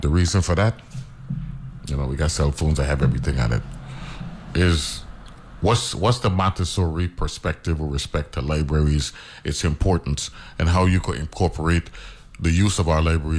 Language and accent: English; U.S. Virgin Islands; we're half American, half West Indians, you know what I'm saying?